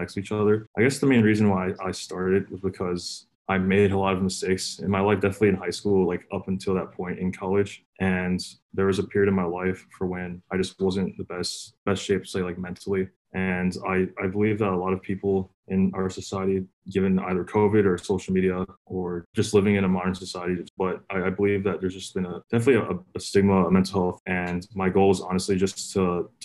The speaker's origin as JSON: {"language": "English", "region": "Northern Virginia", "country": "United States", "said": "I'm from Nova"}